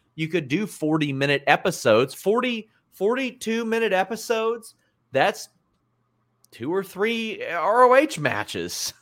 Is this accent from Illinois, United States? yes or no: no; between Lexington and Cincinnati, Kentucky, United States; I grew up around Cincinnati and Lexington